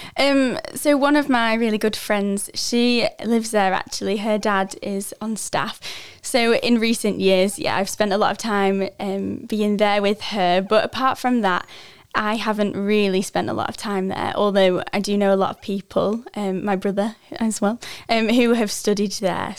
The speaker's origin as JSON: {"language": "English", "area": "village near Lancaster", "region": "North West England", "country": "United Kingdom", "moved": "as an adult", "said": "I'm from a little, uh, farming village in England called Quormut. Um, it's just outside of Lancaster in the northwest"}